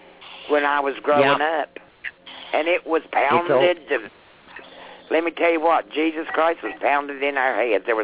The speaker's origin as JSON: {"language": "English", "town": "Hardy", "region": "Virginia", "country": "United States", "said": "I'm from Hardy, Virginia. It's right outside of Roanoke, Virginia."}